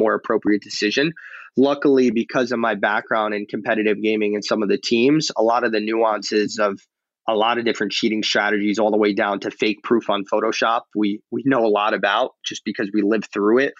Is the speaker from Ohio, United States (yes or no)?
no; New York, United States; Alex and I growing up in New York